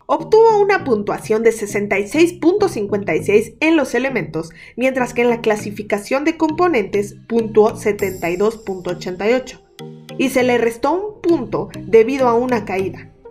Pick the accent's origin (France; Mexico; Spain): Mexico